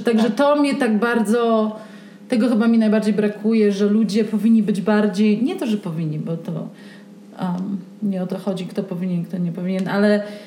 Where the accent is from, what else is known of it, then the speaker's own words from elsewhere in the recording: Pisz, Warmian-Masurian Voivodeship, Poland; now in Santa Fe, United States; Ja jestem z Pisza, małe miasteczko na Mazurach. Dorastałam głównie w naturze, na biwakach. Wychowałam się w lesie.